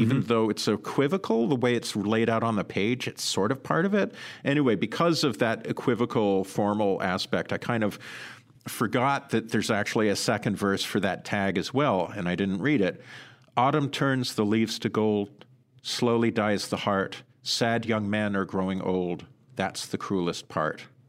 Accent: Sudbury, Ontario, Canada; now in United States; I grew up in Sudbury, Ontario. It's a mining city

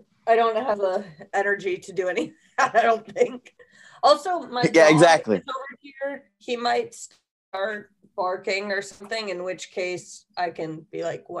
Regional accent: Connecticut, United States; also born or lived in Portland / Texas; I grew up in Connecticut, but half of my family's from Texas. And then, I was born in Portland. Then I moved to Connecticut.

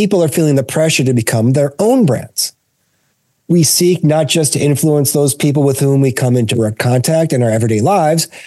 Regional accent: Detroit, Michigan, United States; I grew up in Detroit, Michigan

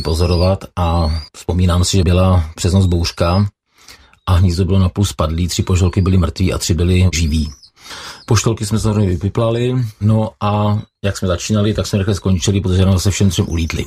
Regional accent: Kladno, Central Bohemian Region, Czechia; Já jsem vyrůstal na Kladně se svými kamarády Petrem Caltou a Mírou Wernerem.

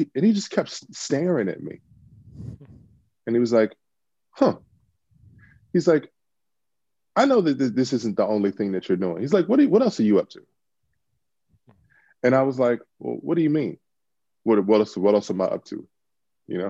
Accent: Washington, District of Columbia, United States; moved away as an adult; now in Los Angeles, United States; I'm originally from Washington D.C. Grew up in D.C.

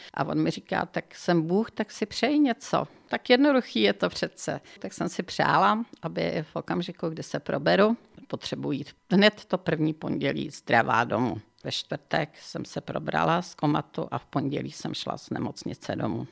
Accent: Benešov nad Černou, South Bohemian Region, Czechia; also born or lived in Kaplice / Frankfurt; now in České Budějovice, Czech Republic; já jsem opravdu pravá jeho Češka, protože jsem se narodila v Benešově nad Černou

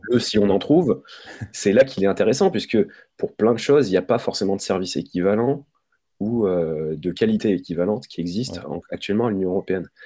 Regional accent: France; on est français

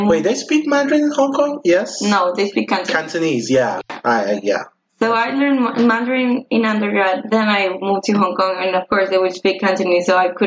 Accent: Uruguay; I'm from Uruguay.

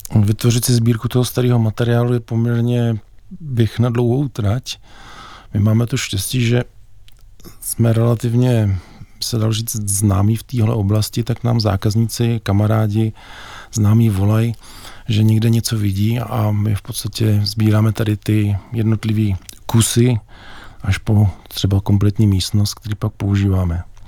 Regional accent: Bohemia, Czechia; u nás v Čechách

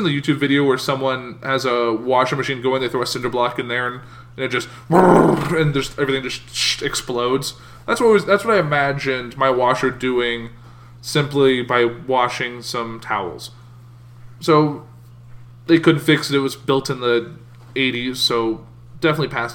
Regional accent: United States; I'm an American

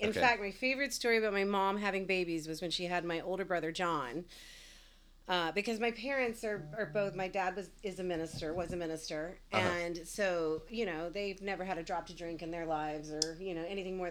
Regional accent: Senatobia, Mississippi, United States; also born or lived in Batesville, Mississippi; I was born in Batesville, Mississippi, because there was no hospital in Senatobia, Mississippi, where we were living at the time.

